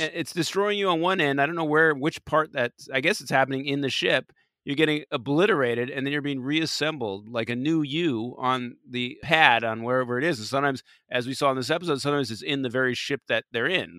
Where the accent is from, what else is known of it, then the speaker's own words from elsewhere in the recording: California, United States; accent: Californian; my stupid Californian accent